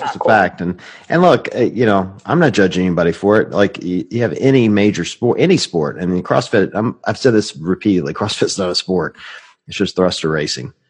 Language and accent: English; Cleveland, Ohio, United States; Cleveland is a metropolitan city